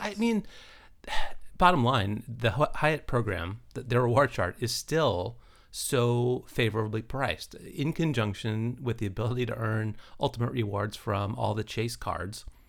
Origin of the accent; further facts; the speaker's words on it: United States